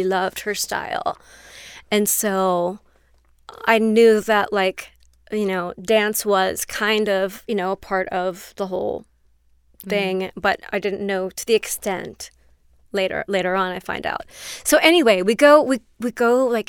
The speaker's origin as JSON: {"language": "English", "town": "Cincinnati", "region": "Ohio", "country": "United States", "moved": "yes", "said": "I'm from Cincinnati."}